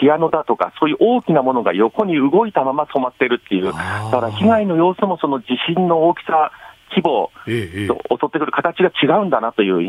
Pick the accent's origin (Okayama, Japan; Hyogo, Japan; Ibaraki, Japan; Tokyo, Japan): Tokyo, Japan; also born or lived in Fukushima; 私、出身が東京で、実は26年前に福島にいたんですけれども